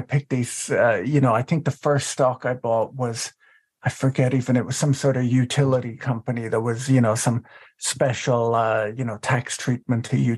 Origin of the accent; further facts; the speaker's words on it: Ireland; moved away as an adult; now in United States; I was born in the United States, but grew up in Ireland